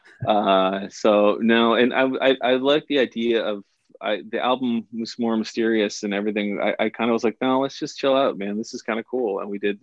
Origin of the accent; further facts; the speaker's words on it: Cole Harbour, Nova Scotia, Canada; I'm from Cole Harbour, which is the home of hockey